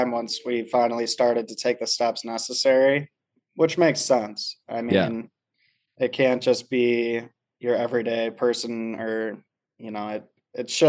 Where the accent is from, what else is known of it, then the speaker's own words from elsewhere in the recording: Wisconsin, United States; now in New York, United States; we're all from Wisconsin